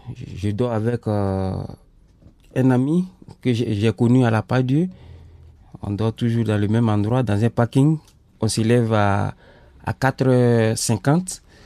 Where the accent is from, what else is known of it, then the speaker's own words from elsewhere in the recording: Côte d’Ivoire; moved away as an adult; also born or lived in Sweden; now in Lyon, France; je suis ivoirien. j'ai quitté mon pays depuis le 27 avril 2017